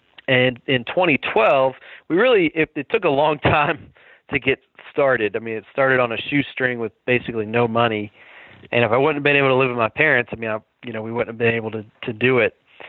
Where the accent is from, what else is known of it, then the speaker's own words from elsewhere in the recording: Huntington, West Virginia, United States; born and raised in West Virginia in the Huntington area. My parents were professors at Marshall University, so higher education, just a solid middle class upbringing. On my dad's side, we have roots in Braxton